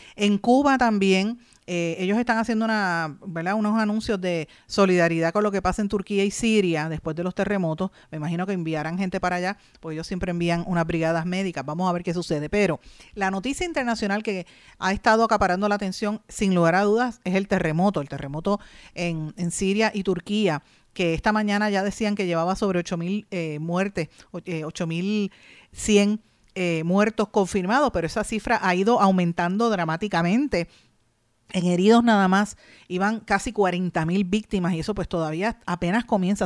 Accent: Puerto Rico; nosotros como puertorriqueños

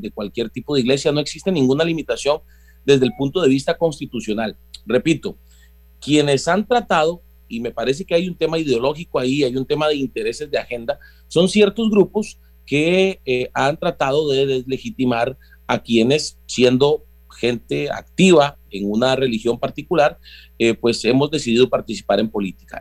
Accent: Costa Rica

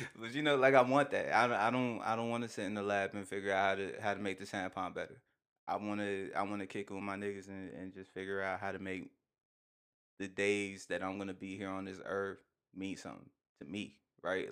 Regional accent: United States; as an American

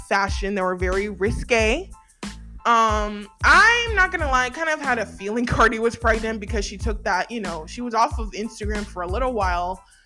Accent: United States; us as Americans

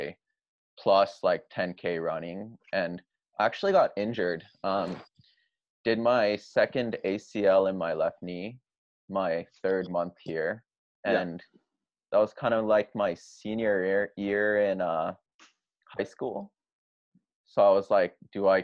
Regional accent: Japan; moved away; also born or lived in Southern California, United States; I was born in Japan, grew up here

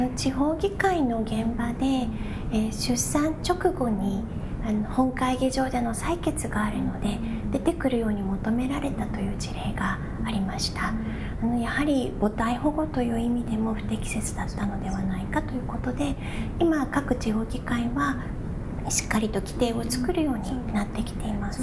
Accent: Japan; also born or lived in Virginia, United States; 自分の母国である日本

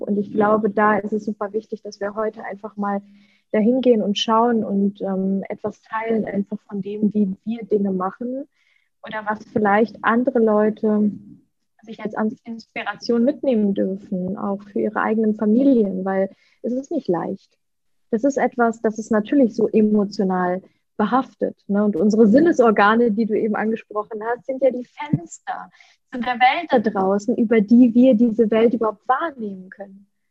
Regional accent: Leverkusen, North Rhine-Westphalia, Germany; first language Russian; German is a second language; also born or lived in Ukraine; now in Bali, Indonesia; in Deutschland, in Leverkusen, in meiner Heimat. Dort bin ich groß geworden

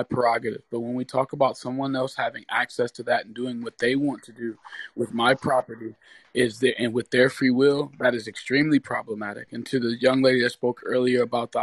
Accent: Detroit, Michigan, United States; I'm from Detroit too. Me and Michael and I grew up not too far from each other

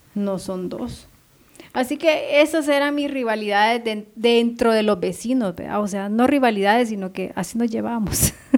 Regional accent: Ahuachapán, El Salvador; now in Guatemala; yo considero a mis vecinos de, de mi país, o sea, de mi pueblo, de Aguachapán, que son una familia para mí porque toda la vida he vivido con ellos

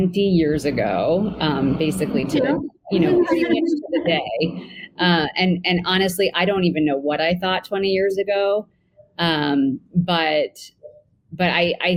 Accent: New York, United States; my hometown, the city of New York

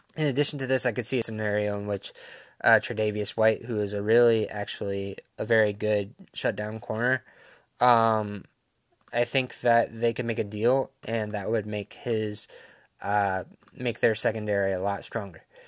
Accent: Jacksonville, Florida, United States; I am from Jacksonville

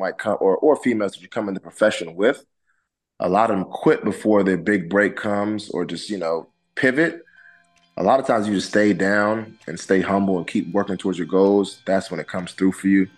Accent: Langley Park, Maryland, United States; moved away as an adult; also born or lived in Houston, Texas / Lubbock, Texas; I'm from Langley Park, Maryland, which is a town in Maryland, Prince George's County

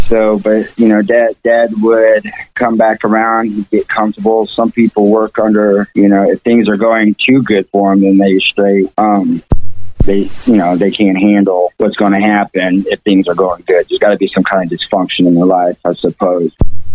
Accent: Fayetteville, Arkansas, United States; born there; I was born in Fayetteville, Arkansas.

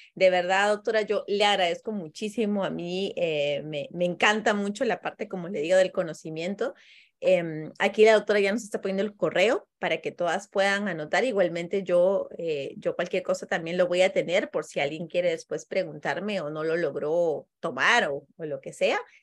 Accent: Peru; now in Costa Rica; yo soy peruana

